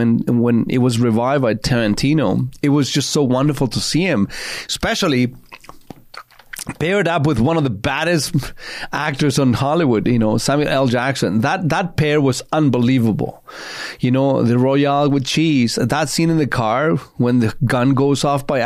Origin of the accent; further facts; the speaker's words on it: Chile; now in Canada; I grew up in Chile in the 70s and in most of the 80s